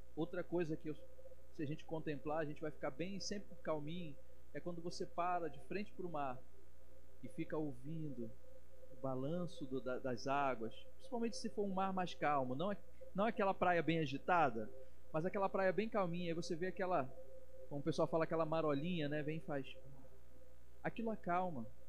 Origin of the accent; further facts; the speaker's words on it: Bahia, Brazil; Como bom baiano